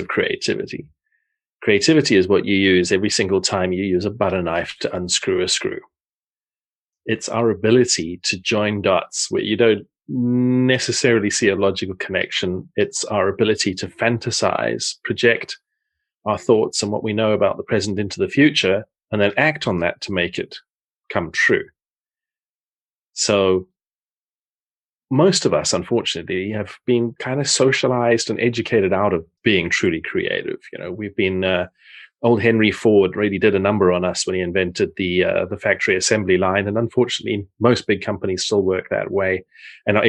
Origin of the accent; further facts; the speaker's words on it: South Africa; moved away as an adult; also born or lived in Portsmouth, England / Netherlands; now in Zeist, Netherlands; I grew up in South Africa, but I was born in Portsmouth in the south of England.